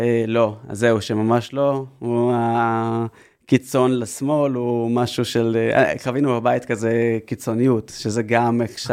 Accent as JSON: {"language": "Hebrew", "town": "Haifa", "region": "Haifa District", "country": "Israel", "tie": "born or raised there", "said": "גדלתי בחיפה"}